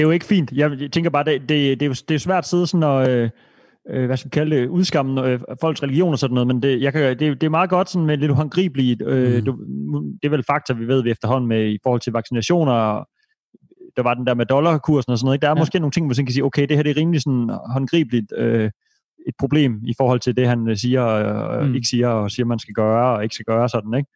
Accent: Denmark; som dansker

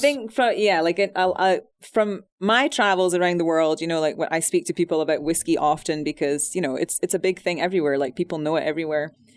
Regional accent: Scotland, United Kingdom; moved away

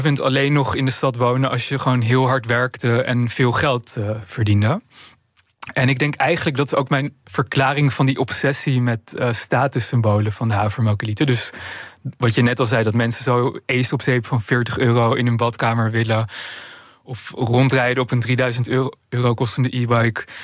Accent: Amsterdam, North Holland, Netherlands; Kijk, ik, ik ben zelf opgegroeid in Amsterdam.

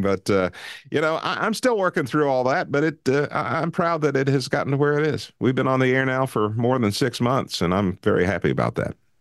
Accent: Nashville, Tennessee, United States; I grew up in Nashville

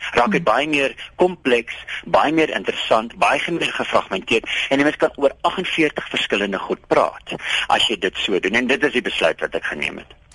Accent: South Africa; ek is 'n Afrikaner

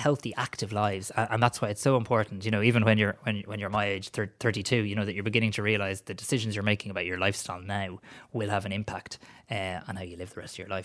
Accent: Greystones, Leinster, Ireland; I was a moody, opinionated teenager living in Greystones.

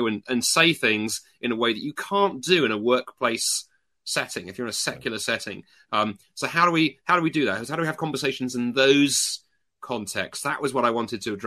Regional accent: United Kingdom; accent: British; also born or lived in North America

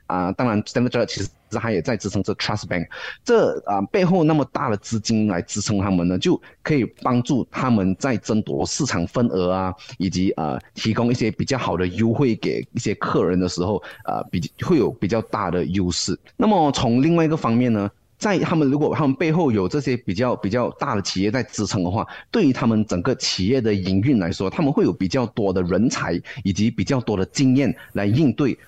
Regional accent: Malaysia; 对于我们马来西亚人来说

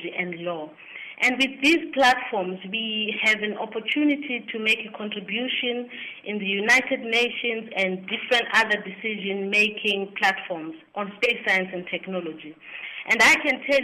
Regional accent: King William's Town, Eastern Cape, South Africa; now in Pretoria, South Africa; I'm from the Eastern Cape, in the place called King Williamstown

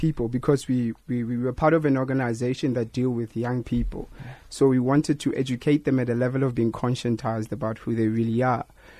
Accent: Johannesburg, Gauteng, South Africa; We are both from Diepkloof.

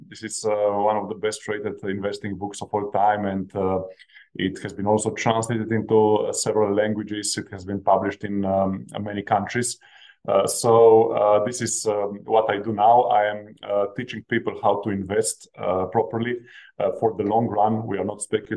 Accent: Slovenia; I come from Slovenia. This is a small country of only 2 million population. When I was growing up, my parents were blue-collar workers

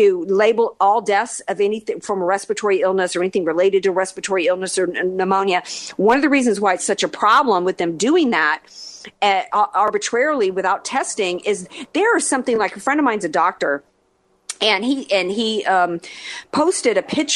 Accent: New Orleans, Louisiana, United States; moved away; I'm from the South. I'm from New Orleans, right? I know how we don't eat right. We don't take care of our bodies down there

